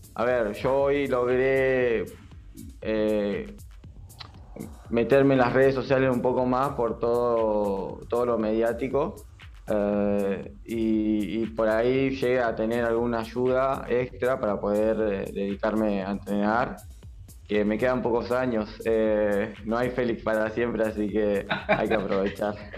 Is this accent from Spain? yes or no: no; Avellaneda, Buenos Aires Province, Argentina; yo soy de, Avellaneda